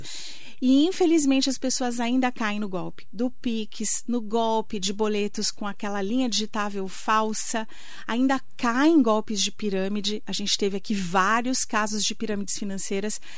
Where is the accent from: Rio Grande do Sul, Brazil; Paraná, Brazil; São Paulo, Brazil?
São Paulo, Brazil; Itaquaquecetuba; moved away as an adult; also born or lived in Mogi das Cruzes; now in São José dos Campos, Brazil; Eu sou lá de Itacoaquecetuba, meu pai vendedor, minha, meu pai é taxista, minha mãe vendedora